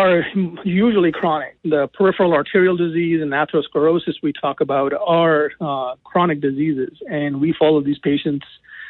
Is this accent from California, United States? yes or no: no; Boston, Massachusetts, United States; also born or lived in Detroit, Michigan / North Carolina; now in Michigan, United States; I'm originally from Boston